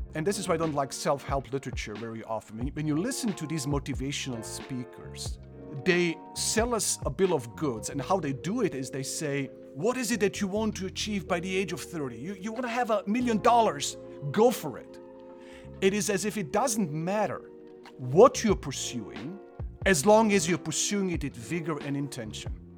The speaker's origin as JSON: {"language": "English", "country": "Croatia", "tie": "born or raised there", "also_born_or_lived": "Germany / South Africa / Illinois, United States", "second_language": "English", "moved": "as an adult", "lives_now": "Michigan, United States", "said": "I, I am originally from Croatia, grew up in Germany the first part of my life, moved back to former Yugoslavia, which then became Croatia."}